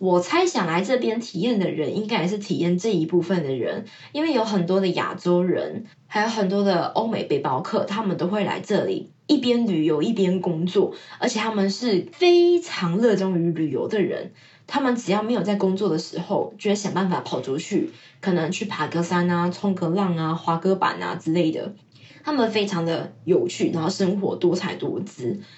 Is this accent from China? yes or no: no; Taiwan; now in Australia; 就觉得哇，原来不是只有我们台湾人这样想